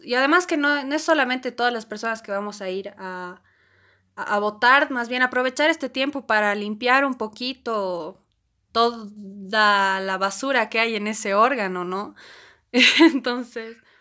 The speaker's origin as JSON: {"language": "Spanish", "country": "Bolivia", "said": "como boliviana"}